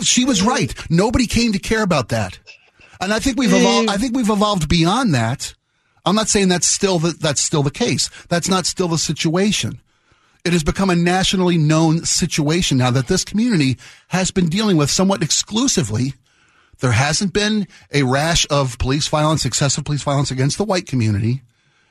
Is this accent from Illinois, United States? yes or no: no; Baltimore, Maryland, United States; my hometown of Baltimore